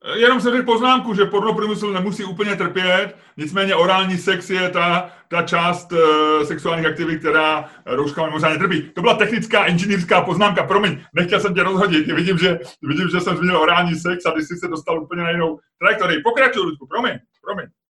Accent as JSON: {"language": "Czech", "country": "Czechia"}